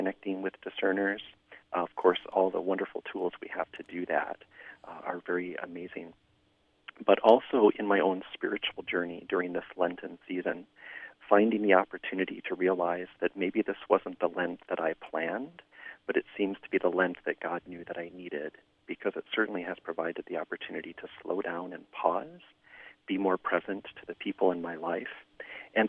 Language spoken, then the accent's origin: English; Flint, Michigan, United States; moved away; living just outside of Flint, Michigan, my hometown